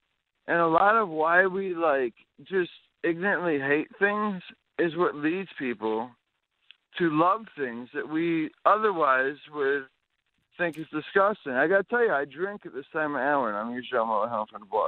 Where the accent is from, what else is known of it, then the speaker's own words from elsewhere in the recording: Cherry Hill, New Jersey, United States; like I'm from Cherry Hill, New Jersey, born and raised.